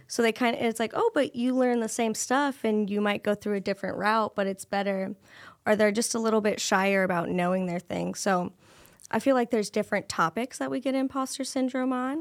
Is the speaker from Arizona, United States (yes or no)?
no; Cedar Rapids, Iowa, United States; I was born and raised in Cedar Rapids, Iowa